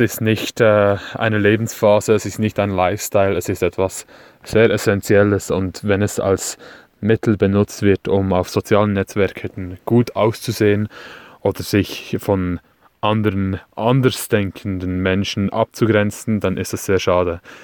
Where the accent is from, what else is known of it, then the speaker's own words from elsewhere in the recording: Switzerland; accent: Swiss; Ich komme aus der Schweiz, wie ihr an meinem schlechten Hochdeutsch sicherlich hören werdet.